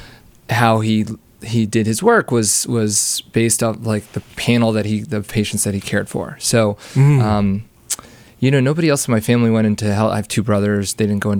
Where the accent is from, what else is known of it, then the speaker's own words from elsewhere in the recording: Wilkes-Barre, Pennsylvania, United States; now in Evanston, United States; I grew up in Pennsylvania.